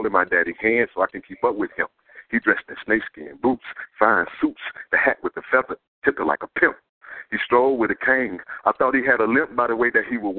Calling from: Louisiana, United States; I'm calling from Louisiana

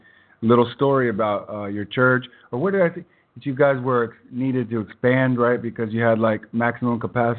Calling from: Honduras; So, yeah, we're calling in from Honduras down here.

